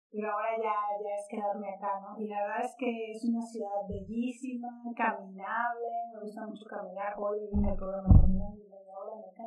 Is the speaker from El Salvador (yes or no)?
no; Sonora, Mexico; also born or lived in Monterrey, Mexico / Japan / Vienna, Austria; now in Mexico City, Mexico; yo soy de Sonora, luego viví cinco años en Monterrey, luego un año en Ciudad de México, luego cinco años en Japón